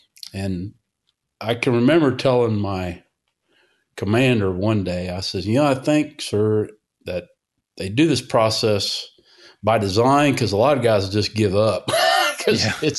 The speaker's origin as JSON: {"language": "English", "region": "Illinois", "country": "United States", "tie": "born or raised there", "also_born_or_lived": "California", "said": "And I was born in California. He was stationed out there and then moved around a bit and then wound up in Central Illinois there for probably about 10 years."}